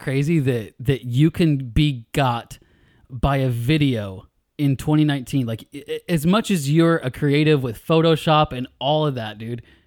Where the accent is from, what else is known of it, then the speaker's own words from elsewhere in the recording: California near Sacramento, United States; raised in California near Sacramento